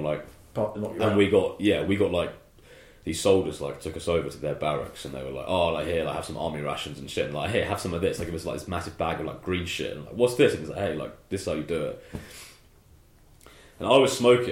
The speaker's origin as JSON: {"language": "English", "region": "England", "country": "United Kingdom"}